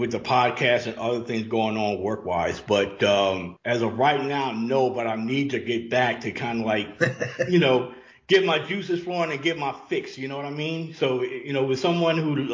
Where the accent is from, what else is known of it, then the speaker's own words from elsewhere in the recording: Louisiana, United States; now in Atlanta, United States; I live in Atlanta, but I grew up in Louisiana.